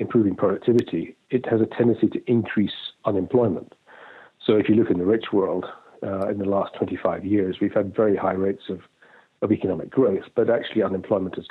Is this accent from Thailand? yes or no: no; Scotland, United Kingdom; moved away as an adult; also born or lived in London / Hong Kong / Singapore; I was born in Scotland, brought up there